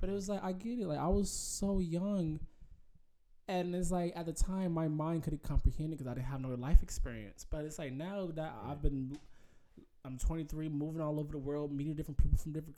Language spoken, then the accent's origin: English; Atlanta, Georgia, United States; growing up in Atlanta